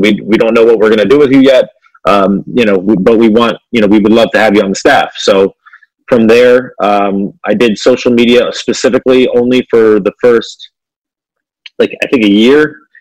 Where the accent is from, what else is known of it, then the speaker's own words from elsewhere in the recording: Fort Lauderdale, Florida, United States; now in Cleveland, United States; I was actually born and raised in Fort Lauderdale, Florida